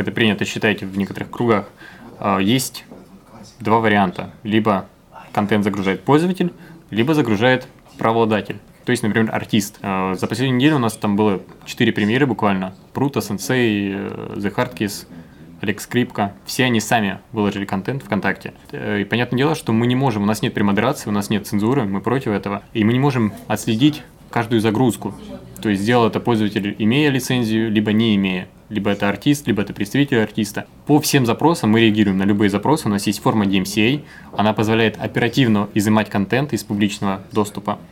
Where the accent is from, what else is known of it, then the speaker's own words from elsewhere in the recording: Sumy, Sumy Oblast, Ukraine; moved away; приехал в Сумы, это мой родной город